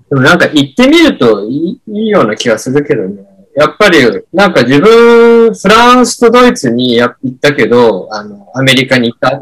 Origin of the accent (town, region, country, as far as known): Japan; moved away as an adult; now in United States